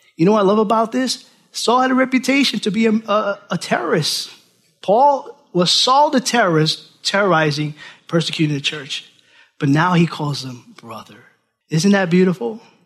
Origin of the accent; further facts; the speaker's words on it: Orange County, New York City, United States; moved away as an adult; now in Milford, United States; I'm from New York City, Orange County, New York. That was it. That was my world.